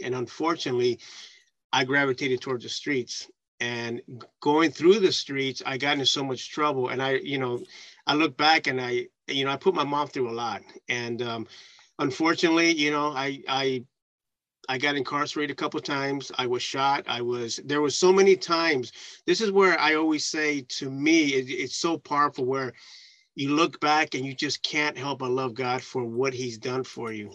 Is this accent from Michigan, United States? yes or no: no; San Francisco, California, United States; growing up in San Francisco